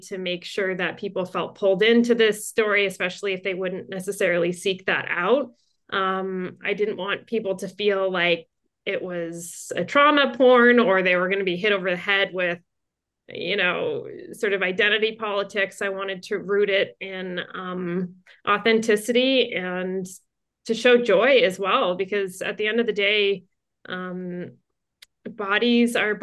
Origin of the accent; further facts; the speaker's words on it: New Jersey, United States; moved away as an adult; also born or lived in Montreal, Canada / Toronto, Canada; now in Los Angeles, United States; I was born to a big Irish Catholic family in Montreal. I'm the youngest of five girls, so a lot of feminine energy in my house. Then we moved to New Jersey. When I was little, I grew up in New Jersey, and then I went back to Canada